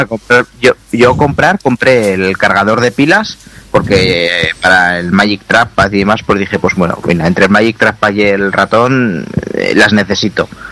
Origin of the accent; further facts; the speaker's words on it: Zaragoza, Aragon, Spain; los que somos de Zaragoza